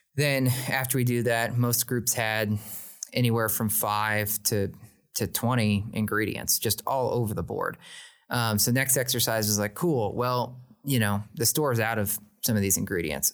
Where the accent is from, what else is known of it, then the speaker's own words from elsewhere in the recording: Oklahoma, United States; I was born in Oklahoma